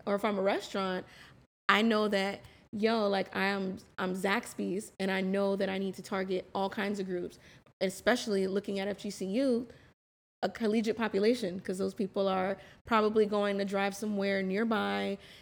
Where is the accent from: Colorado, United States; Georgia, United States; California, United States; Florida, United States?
Florida, United States; West Palm Beach; moved away as an adult; I was born and raised in West Palm Beach